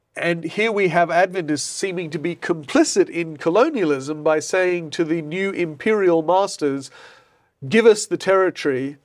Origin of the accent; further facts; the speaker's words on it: United Kingdom; I'm British myself